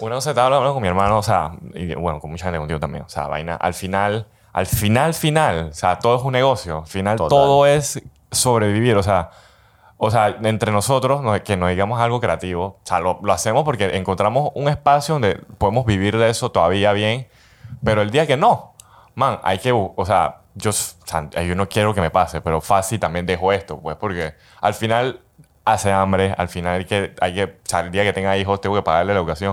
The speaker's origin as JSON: {"language": "Spanish", "country": "Panama", "said": "nosotros como panameños"}